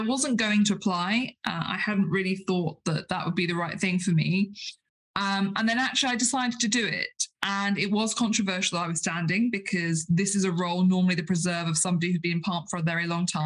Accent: United Kingdom; we as British parliamentarians

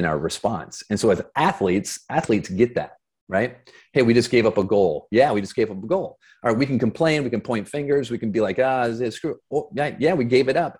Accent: Flint, Michigan, United States; moved away as an adult; also born or lived in Boston; I grew up in Flint, Michigan

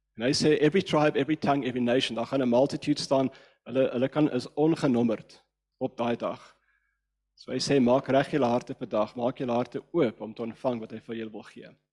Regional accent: Cape Town, Western Cape, South Africa; first language English; Afrikaans is a second language; Ek's van Kaapstad

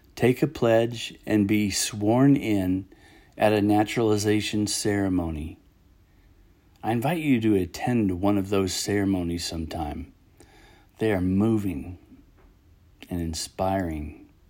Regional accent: United States; the gift of being an American

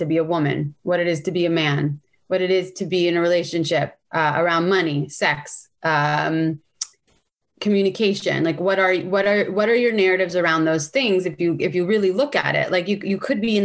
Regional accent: San Francisco, California, United States; And I grew up in San Francisco.

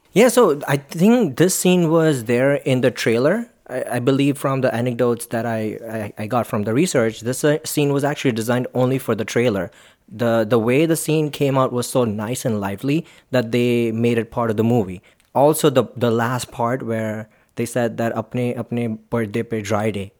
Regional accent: Mumbai, Maharashtra, India; I am from Mumbai

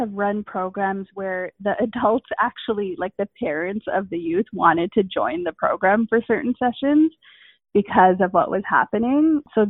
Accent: India; because I'm Indian, so I've studied yoga as well a bit.

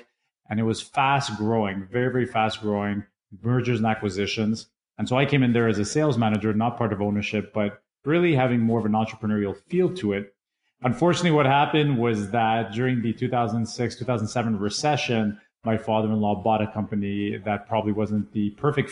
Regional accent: Canada; also born or lived in England; I immigrated from England over to Canada when I was much younger

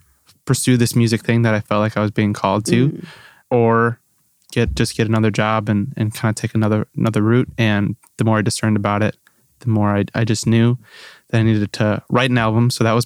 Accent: New Berlin, Wisconsin, United States; moved away as an adult; now in Nashville, United States; I'm from New Berlin, Wisconsin, which is right outside Milwaukee.

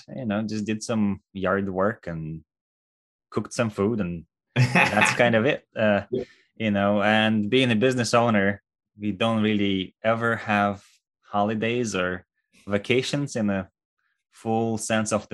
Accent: Russia; moved away as an adult; now in United States; originally, I am from Russia, born and raised there.

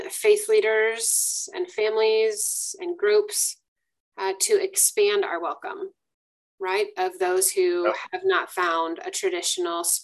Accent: Iowa, United States; now in Greensboro, United States; I still claim that I'm a Midwesterner uh, because I grew up in Iowa. My family in Iowa hears a Southern accent, but my in laws in the South don't claim that I'm a Southerner.

